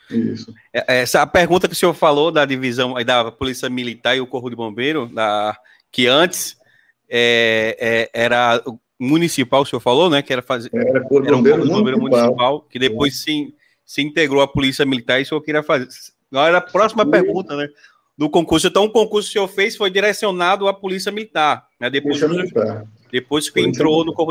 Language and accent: Portuguese; Pacatuba, Sergipe, Brazil; fica próximo da minha terra lá, Pacatuba, que eu sou